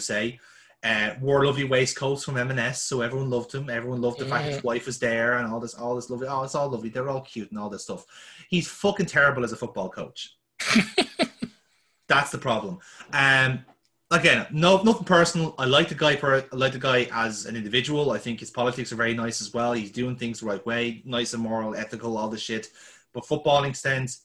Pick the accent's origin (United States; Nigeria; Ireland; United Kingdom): Ireland; as an Irishman